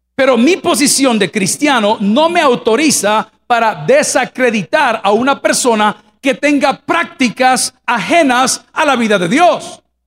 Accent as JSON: {"language": "Spanish", "country": "El Salvador", "tie": "born or raised there", "said": "yo me crié en un hogar cristiano y me mandaron a colegios católicos porque en El Salvador en mi época no habían colegios"}